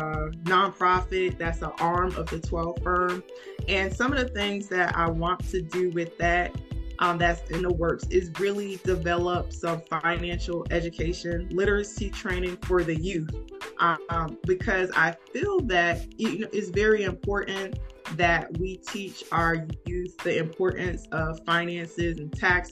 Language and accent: English; New Haven, Connecticut, United States; moved away as an adult; now in Atlanta, United States; I'm originally from New Haven, Connecticut.